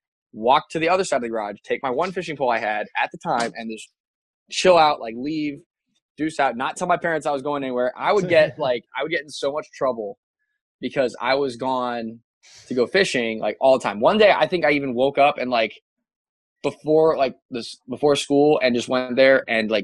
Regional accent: Pataskala, Ohio, United States; also born or lived in Colorado Springs, Colorado; I was born in Columbus. Okay, my dad was a graduate school at Ohio State. My mom was working at Bank One downtown Columbus, and I was born here, and we lived in Pataskala

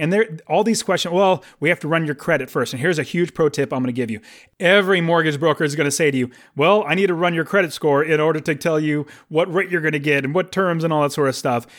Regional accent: United States; I'm an American

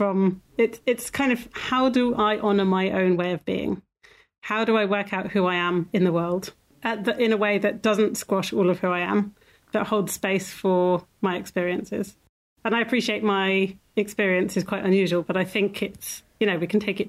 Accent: Ireland; born there; So I was born in Ireland, in a hospital, but very much in that lifestyle.

